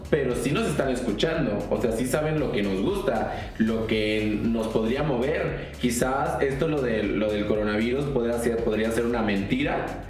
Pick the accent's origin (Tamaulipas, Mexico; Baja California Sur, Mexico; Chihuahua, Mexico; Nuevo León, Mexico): Tamaulipas, Mexico; nosotros somos de Tamaulipas